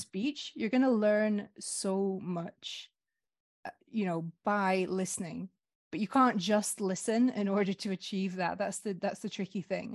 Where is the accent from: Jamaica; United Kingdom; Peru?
United Kingdom; Scotland; moved away as an adult; now in France; I'm also from a small Northern European country. I'm Scottish